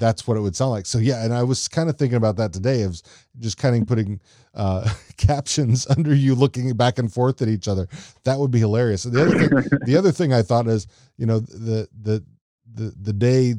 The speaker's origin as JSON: {"language": "English", "region": "Texas", "country": "United States", "tie": "born or raised there", "said": "I'm from Texas. I grew up on a 360-acre ranch."}